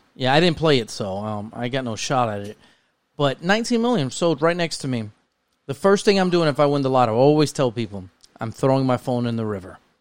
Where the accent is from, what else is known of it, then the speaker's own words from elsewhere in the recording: New York City, New York, United States; I was one out of two Spanish families where I lived at in the Bronx